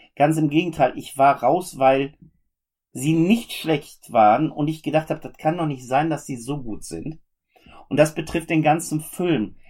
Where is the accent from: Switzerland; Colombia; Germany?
Germany; also born or lived in Oberhausen; bei uns in Deutschland oder im deutschsprachigen Raum